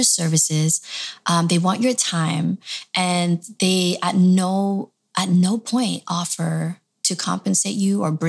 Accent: Toronto, Ontario, Canada; also born or lived in Michigan; now in Los Angeles, United States; I grew up in Toronto. So I've been all over, but I ended up in LA.

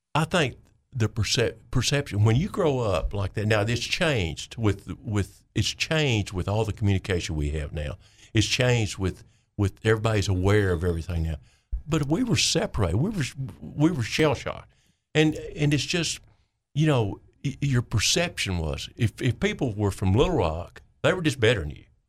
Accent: Clinton, Arkansas, United States; I'm from Vayner County

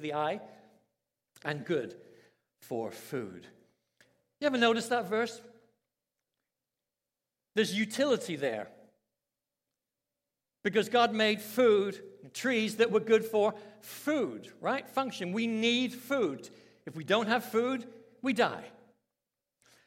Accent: London, United Kingdom; I was brought up in London, England, in a Christian family, very strict

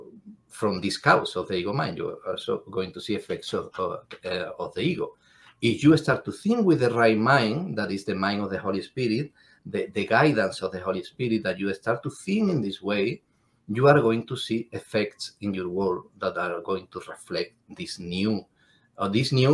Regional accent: Cádiz, Andalusia, Spain; English is a second language; I am from Andalusia in Spain, from Cádiz concretely

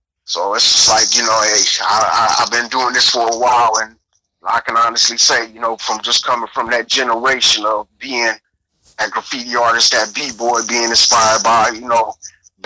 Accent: Compton, California, United States; growing up in Compton, I'm from Compton.

